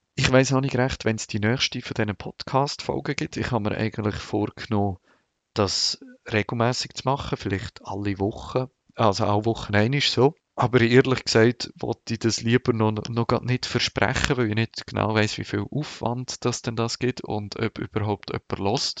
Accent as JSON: {"language": "German", "region": "Lucerne Hinterland", "country": "Switzerland", "tie": "born or raised there", "also_born_or_lived": "Bern region", "moved": "yes", "said": "Meine Eltern äh, wohnen im Haus, wo ich aufgewachsen bin"}